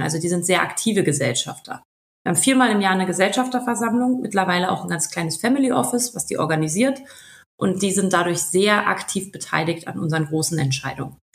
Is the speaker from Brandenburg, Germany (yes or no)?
no; Berlin, Germany; also born or lived in Switzerland; Wir sind ja auch Berliner